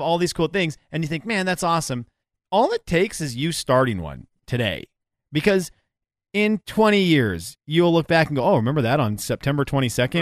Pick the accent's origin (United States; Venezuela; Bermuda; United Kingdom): Venezuela; moved away; where I grew up in Venezuela